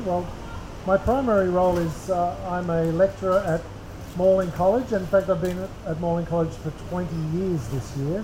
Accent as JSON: {"language": "English", "town": "Sydney", "region": "New South Wales", "country": "Australia", "said": "I'm from Sydney"}